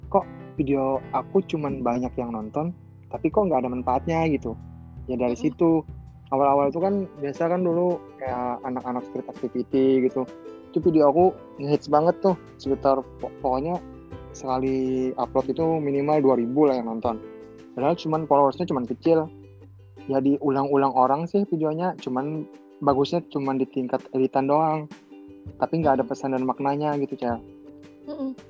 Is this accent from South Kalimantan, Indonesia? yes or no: yes; Banjarmasin, South Kalimantan, Indonesia; Terus asal dari Banjarmasin, ya pekerjaan freelancer cuman fotografer